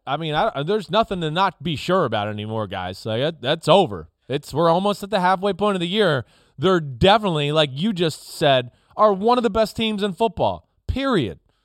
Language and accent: English; New Jersey, United States; I grew up in North Jersey.